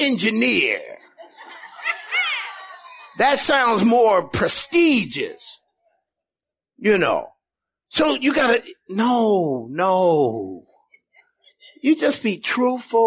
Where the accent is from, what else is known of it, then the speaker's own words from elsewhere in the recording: Indiana, United States; moved away as an adult; also born or lived in California; never been past Indiana where we grew up